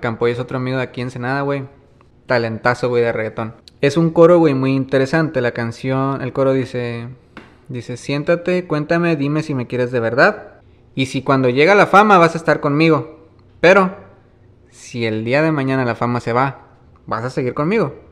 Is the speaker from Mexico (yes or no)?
yes; Maneadero, Baja California, Mexico; Yo estoy acostumbrado a caminar aquí en Maniaco